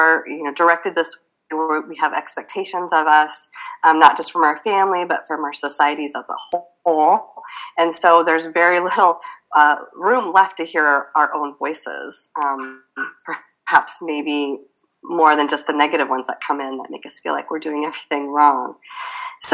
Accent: Midwest, United States; I grew up in the Midwest

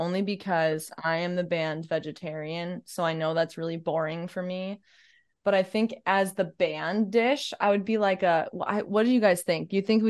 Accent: Midwest, United States; I'm from the cheese curd capital of the world

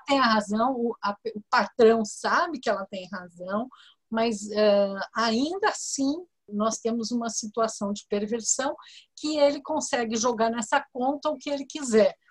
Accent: São Paulo, Brazil; Eu sou de São Paulo, aqui no estado de São Paulo

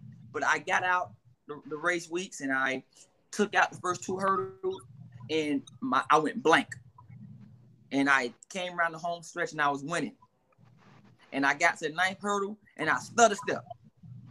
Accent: Miami, Florida, United States; I'm a kid from the projects. I'm from Miami, Florida. I'm from a rough area. And we was raised a certain way.

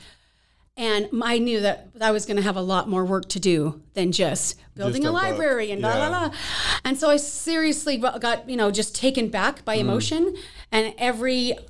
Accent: United States; I'm a teacher from the States

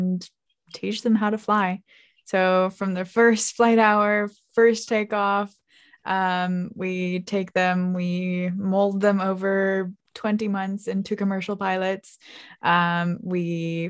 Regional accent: Finland; moved away as an adult; also born or lived in United States; I moved from Finland to the US to study to become a pilot

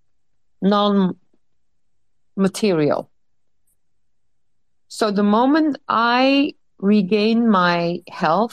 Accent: Netherlands; English is a second language; I'm from Holland, so excuse me if I have any, you know, linguistic problems or if you have trouble understanding me.

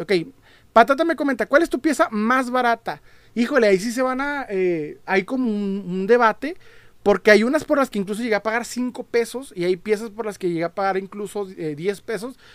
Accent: Ciudad Juárez, Chihuahua, Mexico; soy de Juárez

